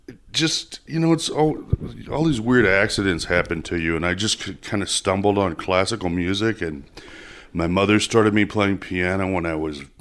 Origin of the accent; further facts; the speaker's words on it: Odessa, Texas, United States; also born or lived in Perryton, Texas / Hobbs, New Mexico / New York; now in Albuquerque, United States; I grew up in Odessa.